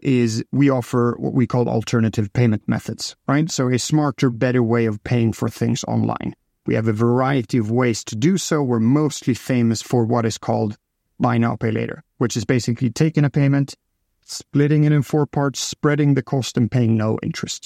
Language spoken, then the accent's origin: English; Stockholm, Stockholm County, Sweden; I'm from Stockholm